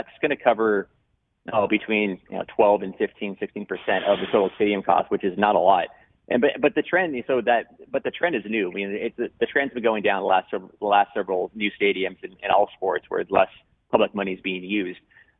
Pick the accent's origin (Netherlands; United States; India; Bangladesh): United States; West Coast; I'm from the West Coast